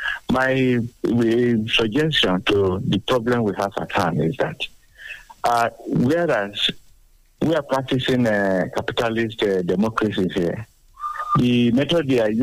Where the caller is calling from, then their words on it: Sango, Nigeria; I'm calling from Sango.